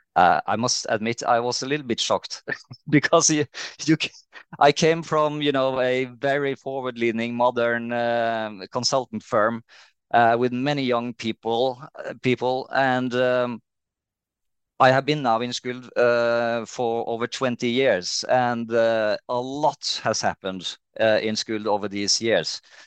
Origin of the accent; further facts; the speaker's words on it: Trondheim, Trøndelag, Norway; moved away as an adult; also born or lived in Bergen; I'm from Trondheim in, uh, in Norway.